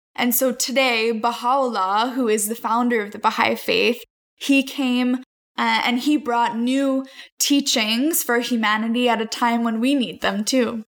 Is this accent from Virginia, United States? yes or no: yes; Northern Virginia, United States; also born or lived in Haifa, Israel; I grew up in the Washington, D.C. area in Northern Virginia